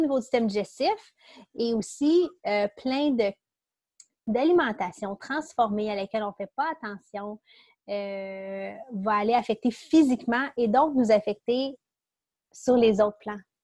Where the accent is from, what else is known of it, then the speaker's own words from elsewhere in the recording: Quebec, Canada; accent: Québec; c'est mon accent du Québec